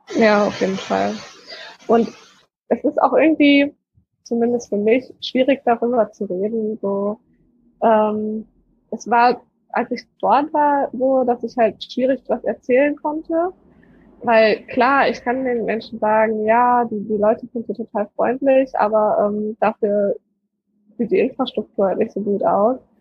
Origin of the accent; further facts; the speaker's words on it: Germany; ich bin aus Deutschland